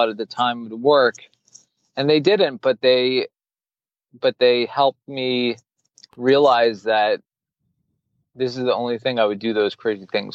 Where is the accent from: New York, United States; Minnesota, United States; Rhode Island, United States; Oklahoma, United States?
New York, United States; New York City; now in Miami, United States; I grew up in New York City